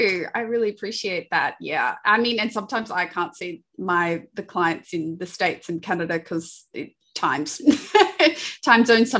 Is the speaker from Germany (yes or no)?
no; Sydney, New South Wales, Australia; you can probably tell from my accent, I'm from Australia, Sydney